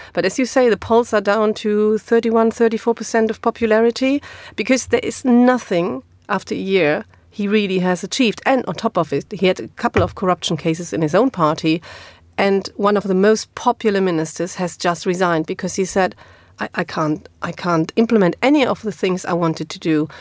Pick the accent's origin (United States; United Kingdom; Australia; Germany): Germany; English is a second language; moved away; is in my hometown